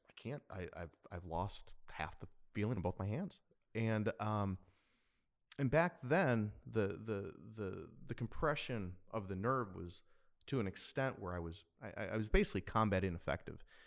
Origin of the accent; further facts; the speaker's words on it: Wisconsin, United States; now in San Diego, United States; growing up in Wisconsin, uh, I, I had just the best loving mother